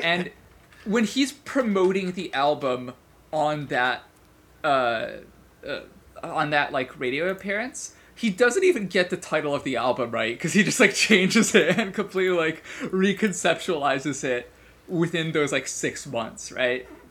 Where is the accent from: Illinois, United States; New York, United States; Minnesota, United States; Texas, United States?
Illinois, United States; Chicago; I grew up in Chicago